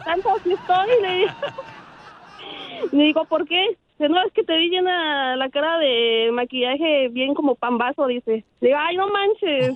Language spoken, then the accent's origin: Spanish; Mexico; Yo 100% mexicana